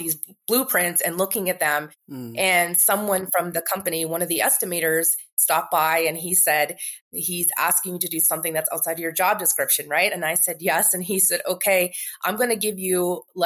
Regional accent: Canada; also born or lived in New York, United States; now in Marrakesh, Morocco; I grew up in Canada. Most of my family is still there.

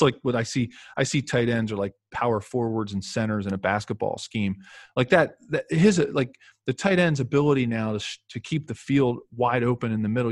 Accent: Philadelphia, Pennsylvania, United States; moved away; coming from, from Penn and growing up in Philadelphia

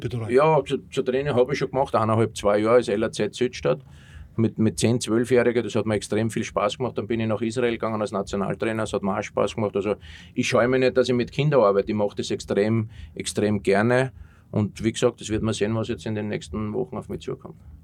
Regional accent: Austria; moved away as an adult; also born or lived in Germany; als Österreicher

